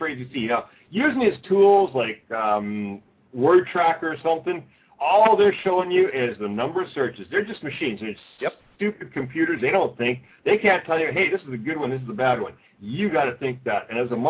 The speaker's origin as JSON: {"language": "English", "country": "Canada", "moved": "yes", "lives_now": "Osaka, Japan", "said": "I'm a Canadian."}